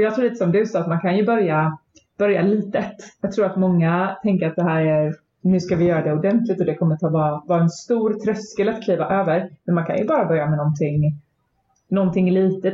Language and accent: Swedish; Småland, Sweden; also born or lived in Växjö; mitt småländska arv